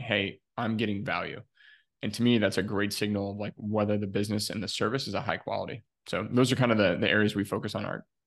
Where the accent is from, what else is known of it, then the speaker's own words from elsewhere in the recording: Ohio, United States; moved away as an adult; also born or lived in Chicago, Illinois; I'm originally from Ohio here in the US